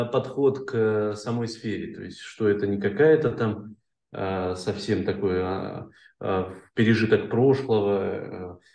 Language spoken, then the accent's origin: Russian; Ukhta, Komi Republic, Russia; мы а, в моем родном городе, в Ухте, запускали определенные такие процессы